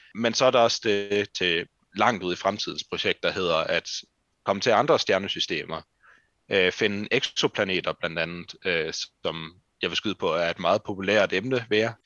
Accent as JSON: {"language": "Danish", "town": "Randers", "region": "Central Denmark Region", "country": "Denmark", "moved": "as an adult", "lives_now": "Aarhus, Denmark", "said": "at flytte fra Randers, hvor jeg kommer fra, til Aarhus"}